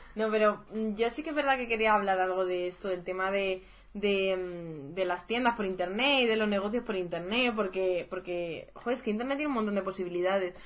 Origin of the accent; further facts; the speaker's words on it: Madrid, Community of Madrid, Spain; desde Madrid, que nosotras somos de Madrid